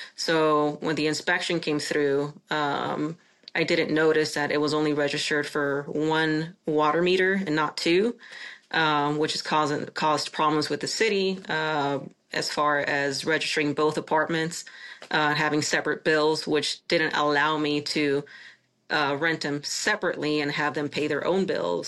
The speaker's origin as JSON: {"language": "English", "region": "Chihuahua", "country": "Mexico", "tie": "born or raised there", "moved": "yes", "lives_now": "United States", "said": "my hometown of, of Chihuahua, Mexico. I'm Mexican, uh, a naturalized citizen"}